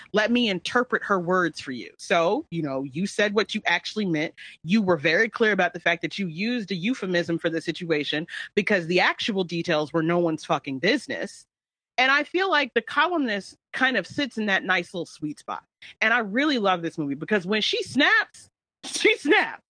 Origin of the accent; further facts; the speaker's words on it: United States; first language English; an American whose only language they speak is English